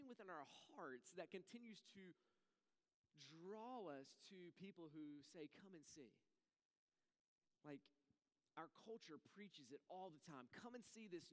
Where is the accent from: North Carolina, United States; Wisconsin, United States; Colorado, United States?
North Carolina, United States; also born or lived in Raleigh; I grew up in North Carolina